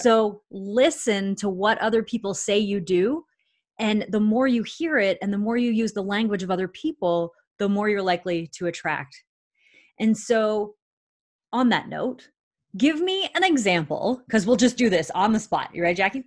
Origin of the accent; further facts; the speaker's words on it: Canada; I'm a Canadian citizen